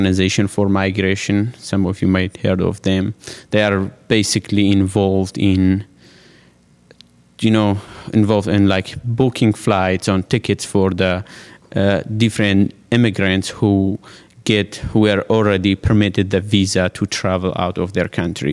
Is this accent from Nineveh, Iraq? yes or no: yes; Sinjar, Nineveh, Iraq; moved away as an adult; now in Washington, D.C., United States; I'm originally from Iraq.